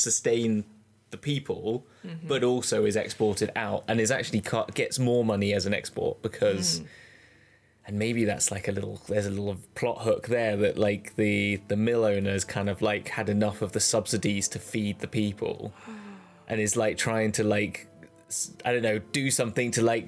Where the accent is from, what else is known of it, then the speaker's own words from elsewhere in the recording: United Kingdom; we are being ridiculously British